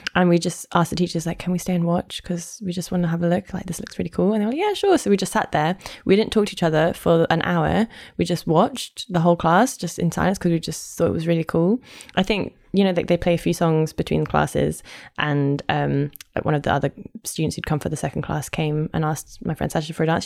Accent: London, United Kingdom; accent: posh; I am hundred percent Londoner. I'm from North London, um, but I've lived in South London for more or less ten years

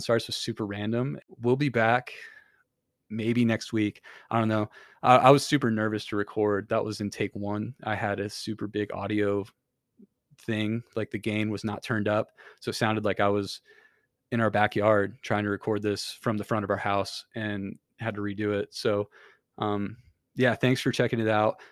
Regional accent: Kendallville, Indiana, United States; moved away; in Kendallville, which is where I'm from

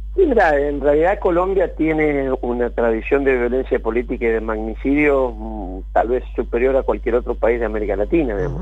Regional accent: Rosario, Santa Fe, Argentina; Yo de barrio Las Delicias, extremo sur de Rosario, barrio obrero metalúrgico

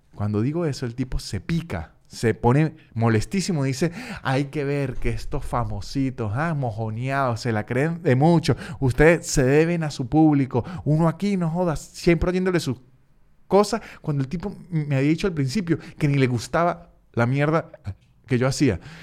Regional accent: Venezuela; moved away

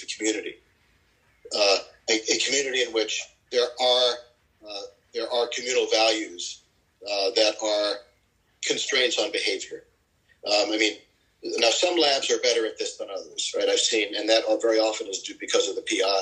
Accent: United States; just as an American

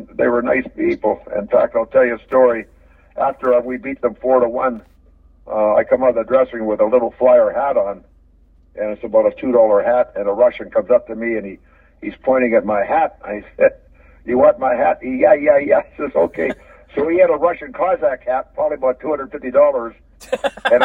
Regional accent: Canada; I'm a Canadian. I'm going back home.

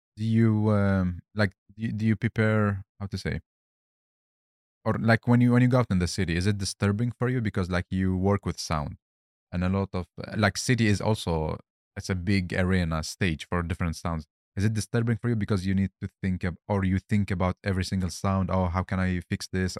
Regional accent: Baghdad, Baghdad Governorate, Iraq; moved away; also born or lived in Helsingborg, Sweden; originally I'm from Baghdad

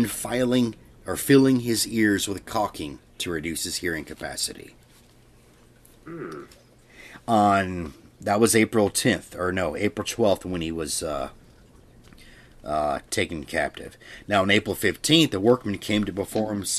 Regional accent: Merriam, Kansas, United States; I was born in Merriam, Kansas

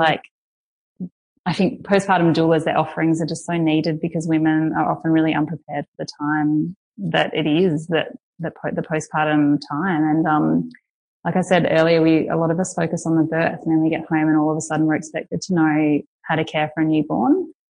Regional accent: Australia; moved away; I'm Australian

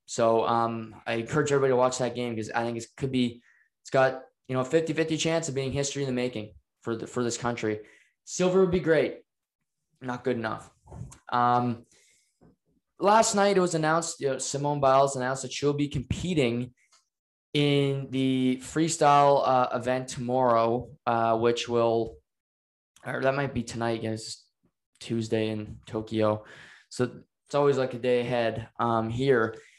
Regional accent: Canada; We're Canadian

